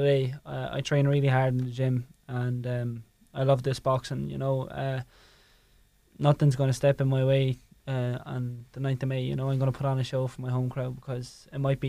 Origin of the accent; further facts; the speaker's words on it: Tramore, Munster, Ireland; also born or lived in Waterford; Waterford is pretty much my hometown